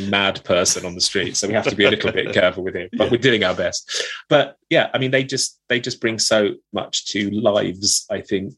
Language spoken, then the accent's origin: English; United Kingdom; I was brought up in East London, Essex